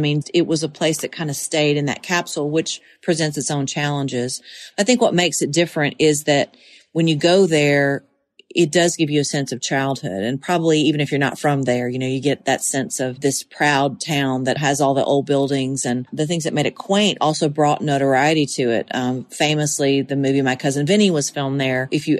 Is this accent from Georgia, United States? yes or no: yes; Monticello, Georgia, United States; now in Tennessee, United States; I'll always be from Monticello, Georgia.